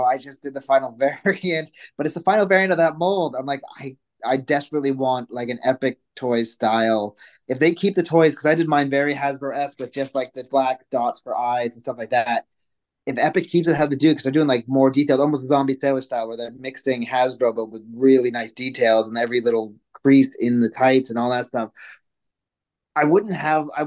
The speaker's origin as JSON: {"language": "English", "country": "Canada", "also_born_or_lived": "United States / Manchester, England / London", "moved": "yes", "said": "I'm Canadian"}